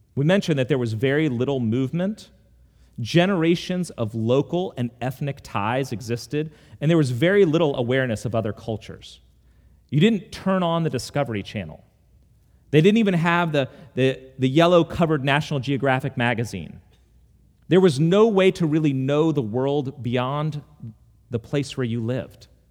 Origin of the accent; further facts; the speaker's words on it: United States; also born or lived in Charlottesville, Virginia; I ended up a hundred miles away in Charlottesville, and now I'm back in my hometown